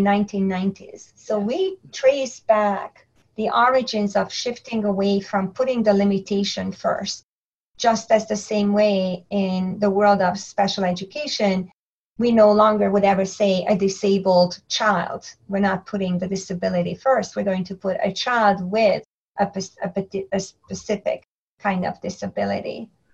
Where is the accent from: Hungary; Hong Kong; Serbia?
Hungary; English is a second language; moved away as an adult; also born or lived in New York City, United States; now in United States; I was born and raised in Hungary